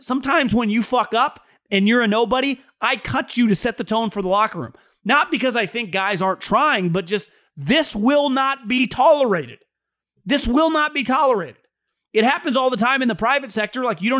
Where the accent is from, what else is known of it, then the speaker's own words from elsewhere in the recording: Sacramento, California, United States; Great seeing a local guy. I'm from Sacramento.